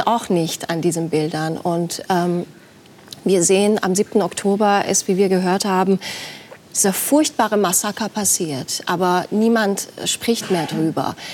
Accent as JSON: {"language": "German", "country": "Iran", "tie": "born or raised there", "also_born_or_lived": "Tehran", "moved": "as an adult", "lives_now": "Germany", "said": "ich bin im Iran aufgewachsen"}